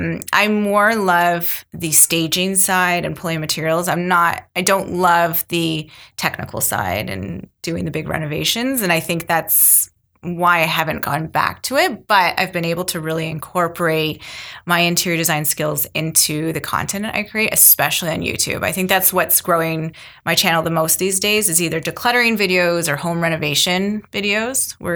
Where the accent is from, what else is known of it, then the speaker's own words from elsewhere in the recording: Mississauga, Ontario, Canada; now in Milton, Canada; I came from Mississauga, and so did my husband. We met in high school. We've been together since teens. And so we came from Mississauga, and it's bigger and more spread out.